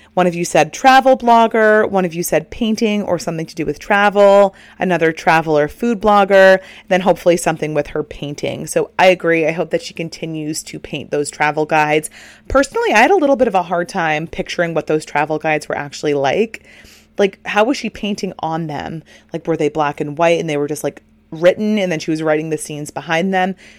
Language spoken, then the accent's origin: English; Northeast, United States; we're all from the Northeast